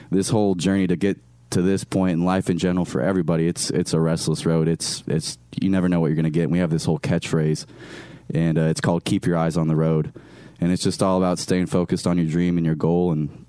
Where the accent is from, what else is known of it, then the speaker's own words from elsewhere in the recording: Iowa, United States; also born or lived in Michigan / Pennsylvania; now in Wichita, United States; My family actually lives there now, but I was born and raised in Iowa. Then I lived in Michigan and Pennsylvania.